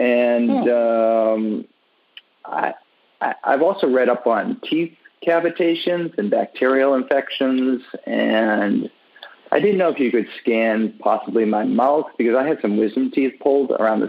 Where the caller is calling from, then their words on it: Miami Beach, Florida, United States; I'm calling from Miami Beach, Florida.